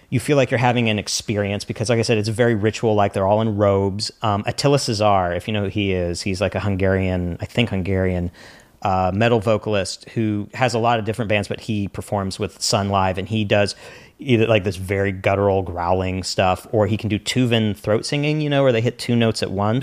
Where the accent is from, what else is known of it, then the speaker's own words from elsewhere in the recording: the Ozarks, United States; also born or lived in New York; now in Los Angeles, United States; I'm from the Ozarks originally.